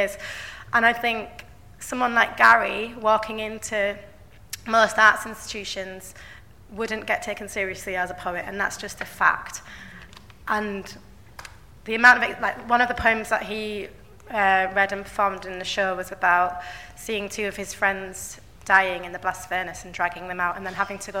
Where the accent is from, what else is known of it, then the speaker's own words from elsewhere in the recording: Bradford, Yorkshire and the Humber, United Kingdom; I'm from Bradford, I grew up in Bradford, and I live there now